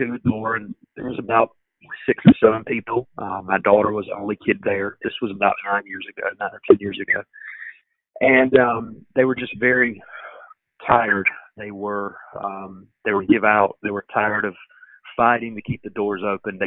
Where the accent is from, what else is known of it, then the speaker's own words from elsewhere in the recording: Goldsboro, North Carolina, United States; I'm from Goldsboro. I've lived here all my life